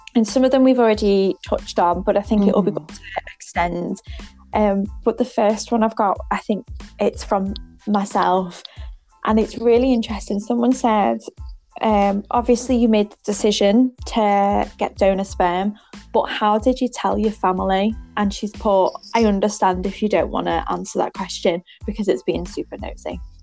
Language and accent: English; England, United Kingdom; I'm your English nanny